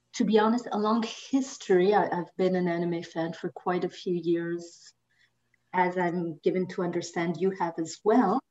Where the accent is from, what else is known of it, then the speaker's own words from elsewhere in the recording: Madagascar; moved away; also born or lived in France; I grew up mostly in Madagascar